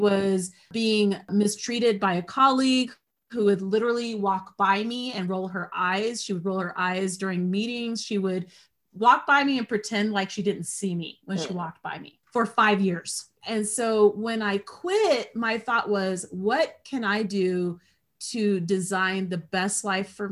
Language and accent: English; United States; for me as an American, just as an American